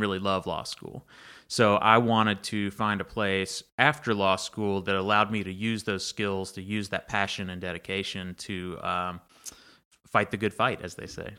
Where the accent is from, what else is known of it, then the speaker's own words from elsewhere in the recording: Banks, Alabama, United States; also born or lived in Troy, Alabama; growing up in Banks, the train came through Banks as well.